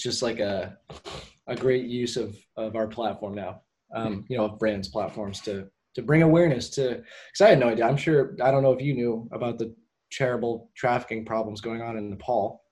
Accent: Portland, United States; my hometown. Because I have a lot of pride in Portland.

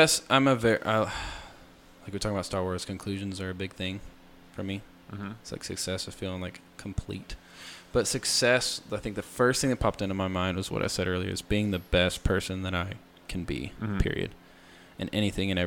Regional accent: Amarillo, Texas, United States; I was born here in Amarillo

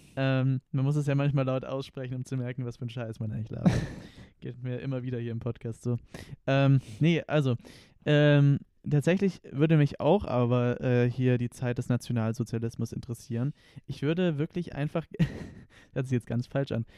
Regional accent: Konstanz, Baden-Württemberg, Germany; moved away; aus Konstanz ursprünglich.

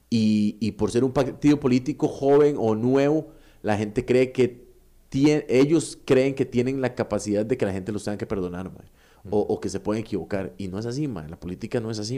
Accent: Costa Rica; nosotros como sociedad costarricense

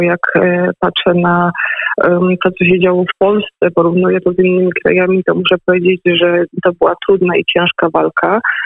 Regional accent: Lesser Poland, Poland; u nas w Małopolsce

